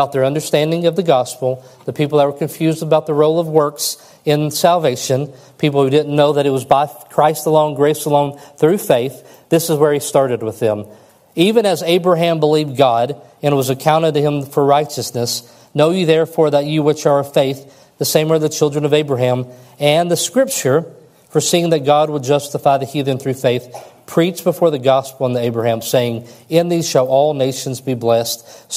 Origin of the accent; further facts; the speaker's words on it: West Kentucky, United States; growing up in West Kentucky